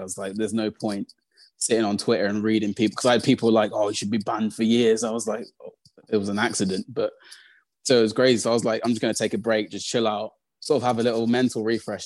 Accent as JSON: {"language": "English", "town": "Birmingham", "region": "West Midlands", "country": "United Kingdom", "tie": "born or raised there", "also_born_or_lived": "Coventry", "said": "So I grew up in Birmingham. I live in Birmingham at the moment."}